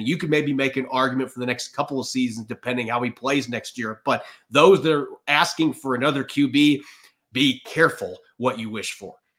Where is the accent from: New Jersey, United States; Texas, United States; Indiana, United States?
Indiana, United States; Auburn; my hometown of Auburn, Indiana